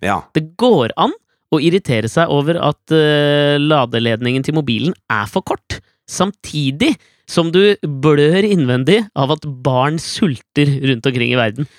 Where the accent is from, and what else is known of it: Norway